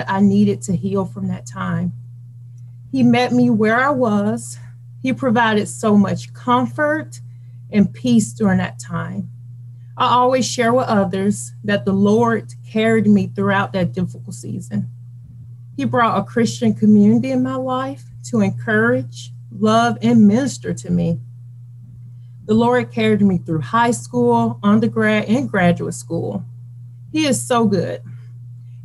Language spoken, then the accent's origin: English; Birmingham, Alabama, United States; also born or lived in Hoover, Alabama; I am from Birmingham, Alabama, born and raised